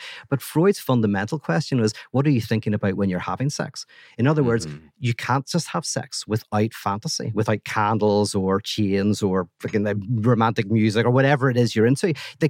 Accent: Little Rock, Arkansas, United States; That's right, exactly. Yeah, I just put this on. I'm really from Little Rock, Arkansas.

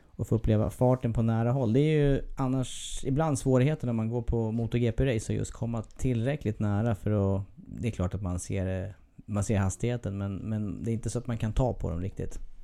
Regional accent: Eskilstuna, Södermanland, Sweden; Det är min hemstad

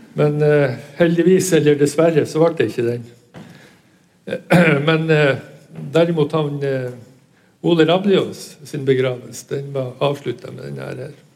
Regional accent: Northern Norway, Norway; vi er fra Nord-Norge

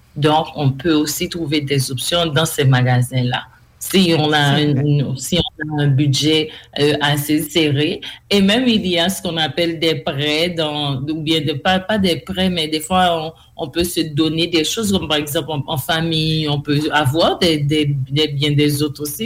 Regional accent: Haiti; je suis d'Haïti

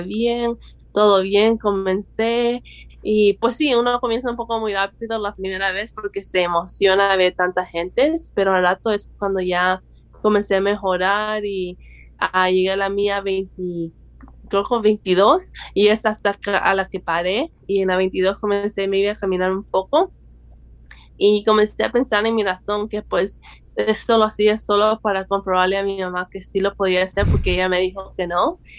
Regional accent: El Salvador; now in Los Angeles, United States; soy del El Salvador

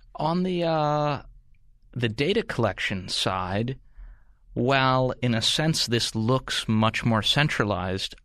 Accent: United States; as an American or a Westerner

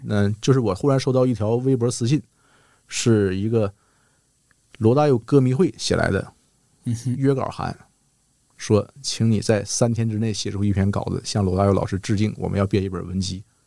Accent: Shenyang, Liaoning, China; moved away; 在我的家乡，沈阳待着就不错了

